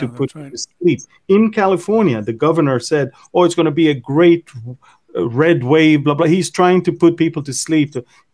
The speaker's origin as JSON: {"language": "English", "country": "Israel"}